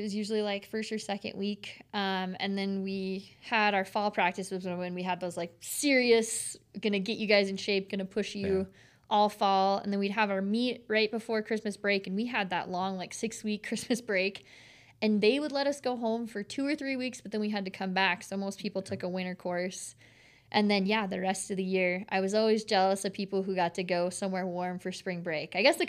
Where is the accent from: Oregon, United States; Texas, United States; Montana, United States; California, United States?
Montana, United States; Bozeman; I was born in Bozeman. Yeah. And so kind of lifelong, I was a Cats fan.